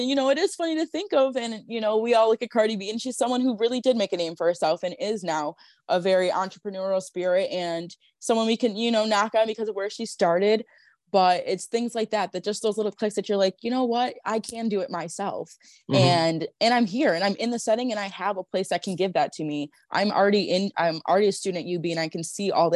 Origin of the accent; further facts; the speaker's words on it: Buffalo, New York, United States; growing up in Buffalo